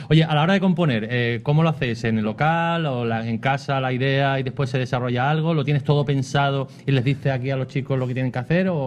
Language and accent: Spanish; Extremadura, Spain; yo soy extremeño y el primer grupo que me flipó, digamos, de la escena española indie fue ….